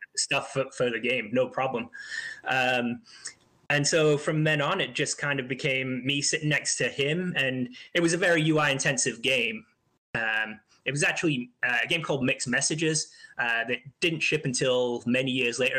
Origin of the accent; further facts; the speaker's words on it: Isle of Man; I grew up on a small island just off the coast of England called the Isle of Man